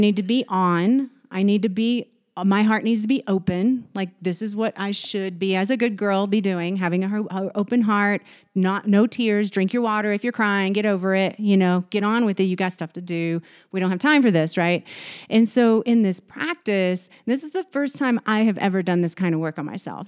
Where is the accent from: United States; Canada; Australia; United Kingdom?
United States; Texas; moved away; I'm from Texas